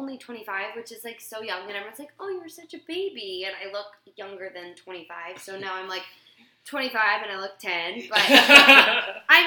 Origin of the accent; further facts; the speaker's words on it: Oklahoma, United States; also born or lived in Indiana; now in New York, United States; I'm from Oklahoma. I was born in Indiana, but I grew up in Oklahoma